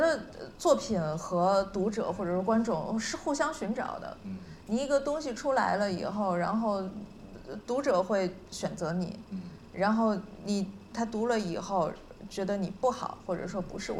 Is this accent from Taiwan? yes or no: no; Northeast China, China; 因为我们都是东北人，或者说我们写相同的题材